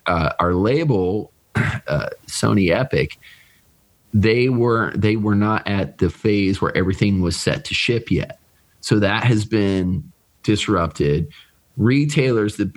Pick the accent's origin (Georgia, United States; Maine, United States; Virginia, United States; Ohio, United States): Virginia, United States; Richmond; Richmond, from my hometown